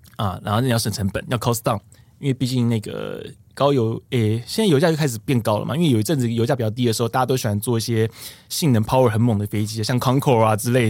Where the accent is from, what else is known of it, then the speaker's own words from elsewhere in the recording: Taiwan; 我们台湾人